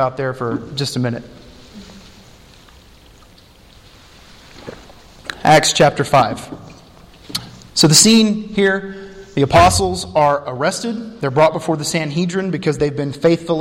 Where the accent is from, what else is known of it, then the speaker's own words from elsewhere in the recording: United States; I'm an American who happens to be in Mexico.